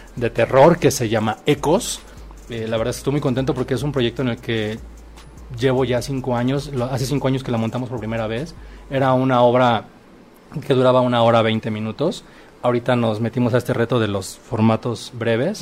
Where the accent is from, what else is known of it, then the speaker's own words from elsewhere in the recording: Acapulco, Guerrero, Mexico; yo soy originario de Acapulco